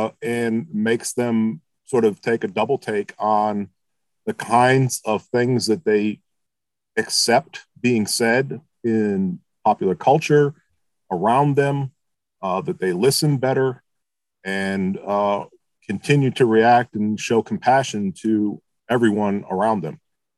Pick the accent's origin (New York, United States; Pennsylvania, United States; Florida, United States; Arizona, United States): Pennsylvania, United States; Philadelphia; also born or lived in Michigan; But I'm originally from Michigan, but I've lived in lots of different places. And I grew up in junior high and high school in the Philadelphia area